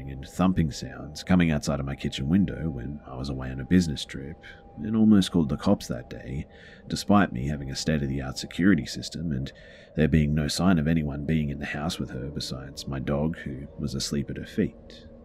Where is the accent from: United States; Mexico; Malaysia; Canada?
Malaysia; it's definitely not because I'm from Malaysia and uh, we don't have foxes here.